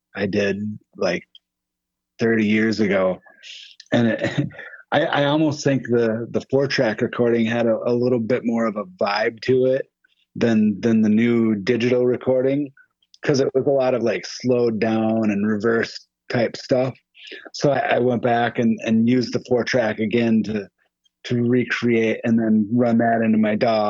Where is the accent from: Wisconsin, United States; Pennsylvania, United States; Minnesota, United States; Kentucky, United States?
Wisconsin, United States; Western; I'm from Western Wisconsin, about an hour from Minneapolis